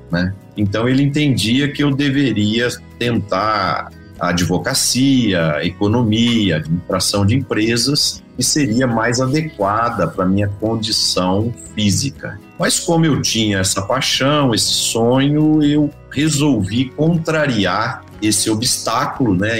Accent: Ituverava, São Paulo, Brazil; now in Uberlândia, Brazil; eu sou nascido em Ituverava, no interior de São Paulo, né, na região ali de Ribeirão Preto

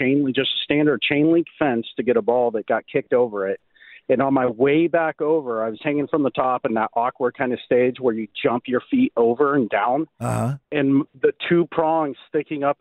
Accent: Loomis, California, United States; I was in Loomis. I grew up in Loomis.

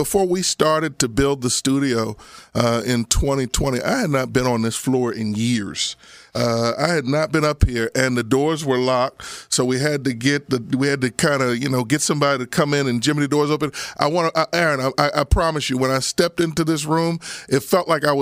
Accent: Abington, United States; the guys I grew up with in Abington

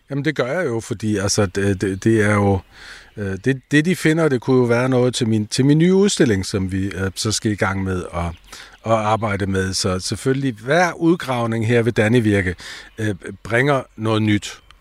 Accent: south of the Danish border, Schleswig-Holstein, Germany; I dag kan vi være danske her syd for grænsen med vores egen sprog og kultur

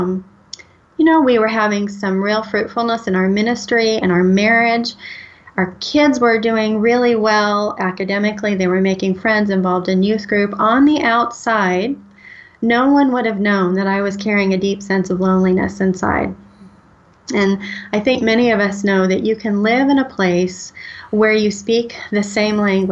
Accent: United States; also born or lived in St. Louis, Missouri / Oklahoma; Was born in St. Louis and grew up in Missouri and Oklahoma

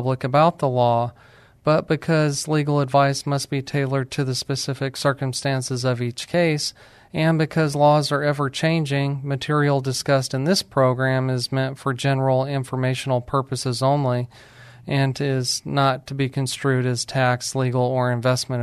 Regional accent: New Mexico, United States; moved away; I'm from New Mexico

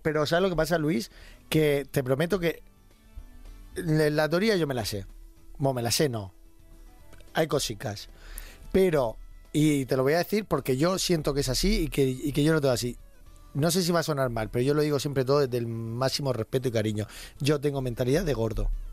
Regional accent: Region of Murcia, Spain; Soy de Murcia

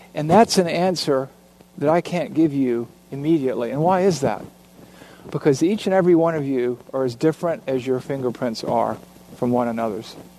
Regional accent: Savannah, Georgia, United States; in Savannah, Georgia, my hometown

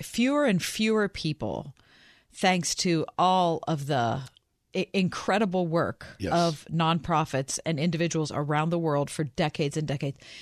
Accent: Pittsburgh, Pennsylvania, United States; I'm from Pittsburgh

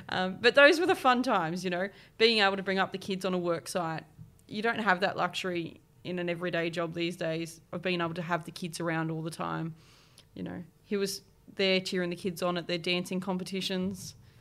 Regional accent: East Coast, New South Wales, Australia; now in Adelaide, Australia; I grew up on the East Coast between sort of Port Macquarie, Newcastle, Sydney areas, floated around

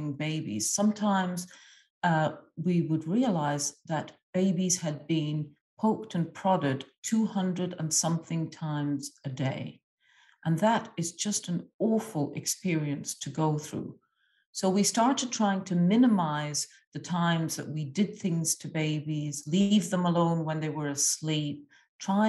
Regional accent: Egypt; moved away; I grew up in a lower-income country, I grew up in Egypt

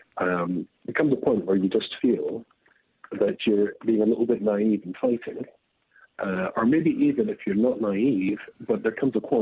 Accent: Scotland, United Kingdom; accent: Scottish; I'm Scottish

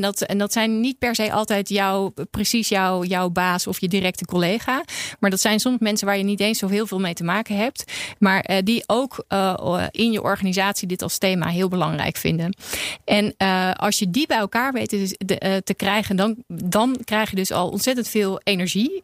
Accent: Netherlands; ik voel me wel een ontzettend bevoorrecht mens als Nederlander, maar ook als vrouw in Nederland

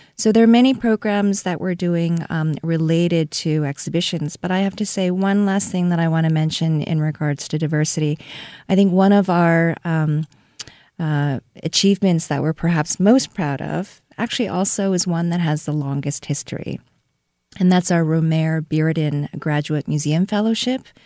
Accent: Seoul, South Korea; now in Saint Louis, United States; I was born and raised in Seoul, South Korea

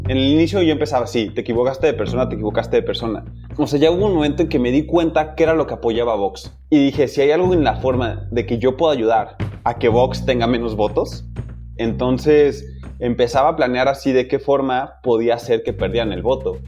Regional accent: Mexico; Soy de México

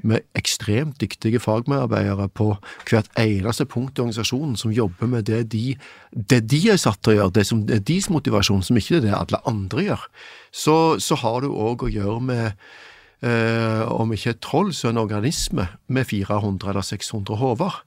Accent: Stavanger, Vestlandet, Norway; moved away; jeg vokste opp på Vestlandet med en skamkultur rundt meg

